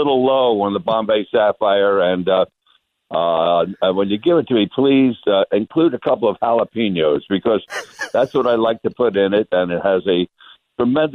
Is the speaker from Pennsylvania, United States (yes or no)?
yes; Philadelphia, Pennsylvania, United States; now in Las Vegas, United States; I'm from West Philadelphia originally